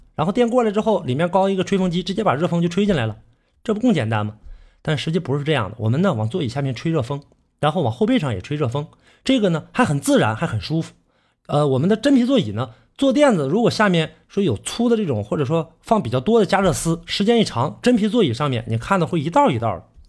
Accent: Northeast China, China; accent: Northeastern Mandarin (Dongbei); 这个是我们东北话啊

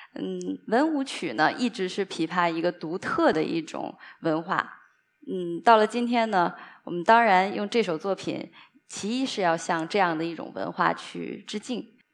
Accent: Liaoyuan, Jilin, China; 我在我的老家吉林省辽源市

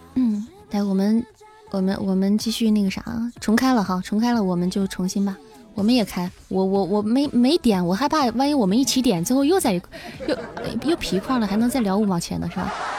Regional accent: Xi'an, Shaanxi, China; first language Mandarin; 我是一个土生土长的西安人

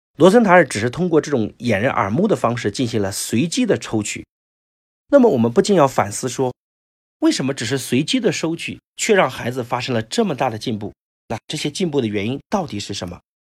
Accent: China; 我们中国人

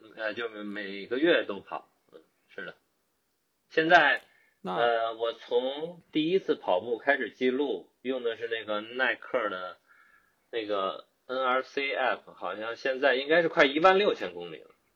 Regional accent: Beijing, China; moved away as an adult; now in Auckland, New Zealand; 出生啊。并且呢成长于北京

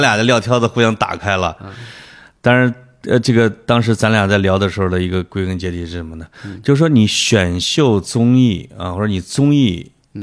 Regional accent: China; 我们中国人的窦

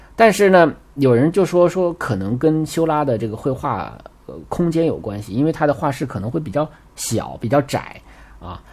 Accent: China; 我们中国人叫猴山

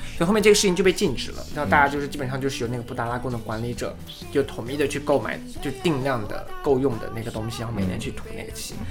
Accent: southern China, China; 我是南方人

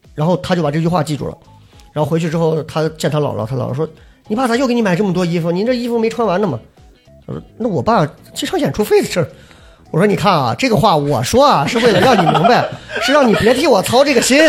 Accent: Shanxi, China; 你像我们老家呢，就真的是那种在农村里头贼能吃苦，就跟小黑那农，农村里的一样的，就我们家山西老家挑水

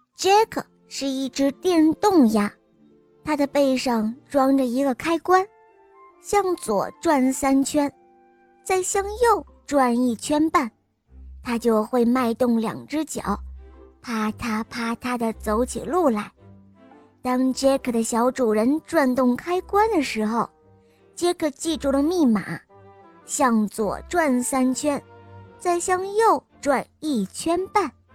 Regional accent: Suzhou, Jiangsu, China; 我五岁了， 我来自苏州

